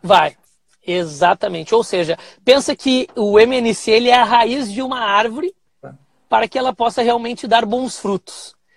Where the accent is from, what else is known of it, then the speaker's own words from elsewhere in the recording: Cachoeirinha, Rio Grande do Sul, Brazil; Sou aqui do Rio Grande do Sul, da cidade de Cachoeirinha, do ladinho de Porto Alegre